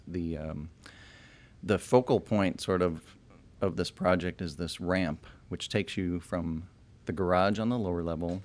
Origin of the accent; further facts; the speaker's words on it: Chicago, Illinois, United States; moved away as an adult; also born or lived in Champaign, Illinois; now in Austin, United States; I'm from Chicago originally